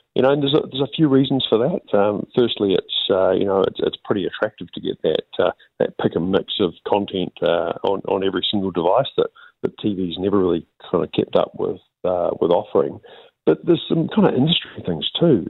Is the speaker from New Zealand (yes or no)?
yes; New Zealand; as a New Zealander